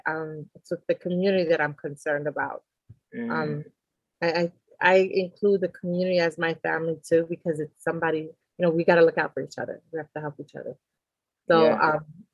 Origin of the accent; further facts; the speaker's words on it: New York City, New York, United States; also born or lived in Conakry, Guinea; So I was born in Guinea, Conakry. but raised in New York City.